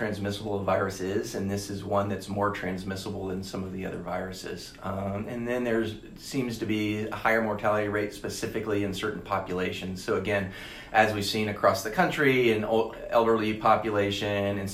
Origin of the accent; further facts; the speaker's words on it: Alabama, United States; moved away as an adult; also born or lived in Nashville / Washington, D.C.; now in Charlotte, United States; grew up in Alabama